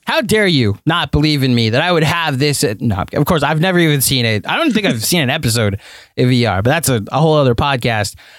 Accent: United States; Jewish American

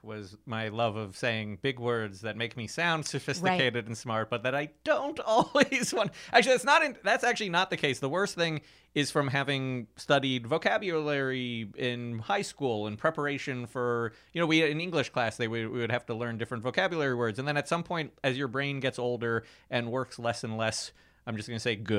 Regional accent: Ohio, United States; I'm from Ohio.

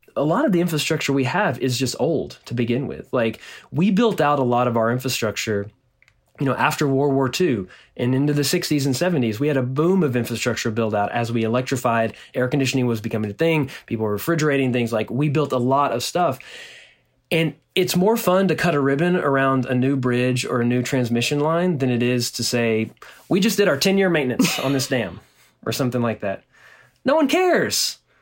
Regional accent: Nacogdoches, Texas, United States; now in Austin, United States; in my hometown in, in Nacogdoches, Texas, which is a small town in East Texas

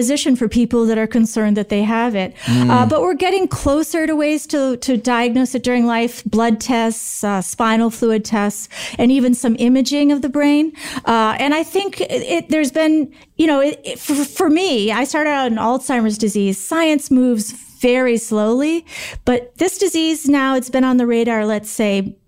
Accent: Green Bay, Wisconsin, United States; I grew up right around Green Bay

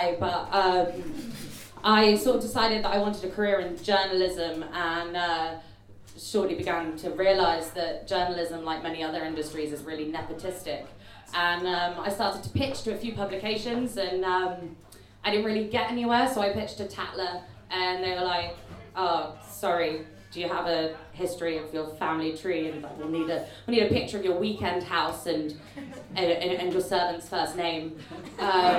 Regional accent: Exeter, South West England, United Kingdom; I'm from Exeter, and I'm in Bristol today

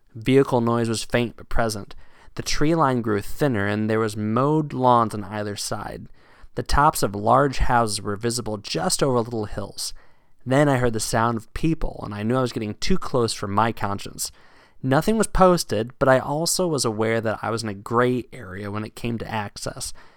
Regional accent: Virginia, United States; now in New England, United States; my hometown in Virginia

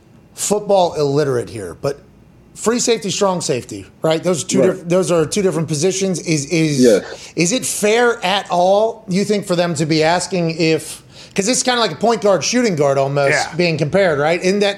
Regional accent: Pittsburgh, Pennsylvania, United States; Because I grew up in Pittsburgh, right? So, like, I grew up in Pittsburgh.

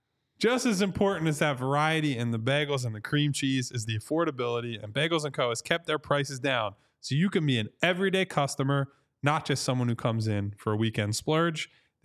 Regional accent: Ireland; Got St. Patrick's Day, which is really, at this point, as an Irish person, just a drinking holiday, but we take those.

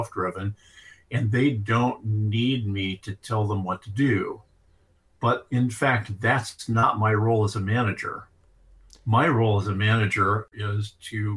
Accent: Iowa, United States; My dad was probably one of the better farmers in the county I grew up in Iowa.

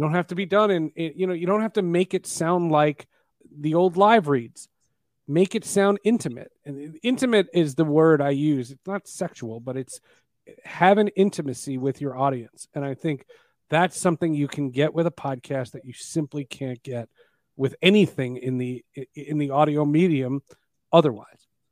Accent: New Jersey, United States; I grew up in New Jersey

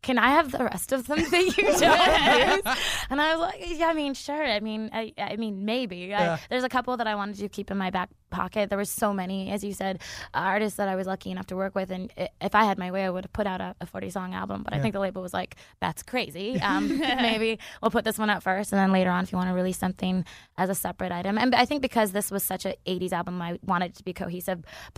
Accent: Canada; moved away as an adult; also born or lived in Vancouver, Canada; now in Los Angeles, United States; growing up in Canada where you have those four seasons

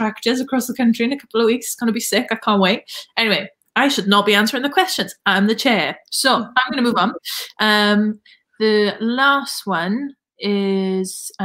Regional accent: the Valleys, Wales, United Kingdom; accent: Valleys; In my thickest Valleys accent

